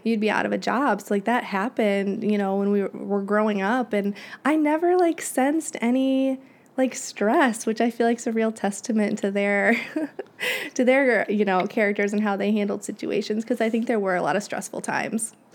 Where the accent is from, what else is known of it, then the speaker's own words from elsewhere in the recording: Springfield, Illinois, United States; moved away as an adult; also born or lived in Champaign, Illinois / New York City / Bolingbrook, Illinois; I am from Springfield, Illinois. That's where I grew up